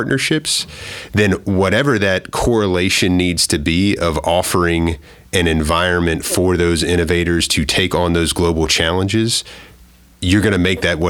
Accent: Maryland, United States; Both of my parents were community college teachers in Maryland, growing up in Maryland

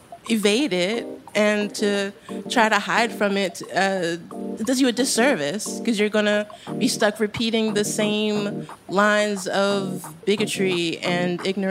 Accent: Baltimore, Maryland, United States; moved away as an adult; now in New York, United States; I grew up in Baltimore, which was, you know, a slave town and full of historical artifacts.

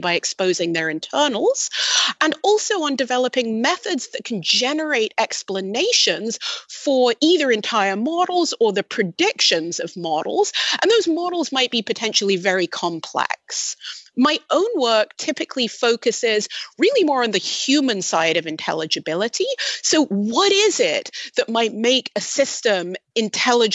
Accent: United Kingdom; I'm British

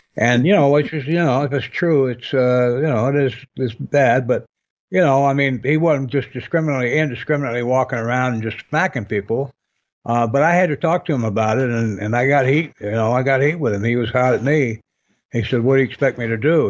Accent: Michigan, United States; I grew up in Michigan

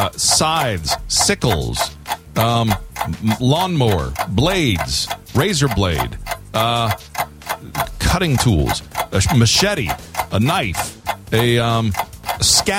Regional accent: South Florida, United States; growing up in South Florida

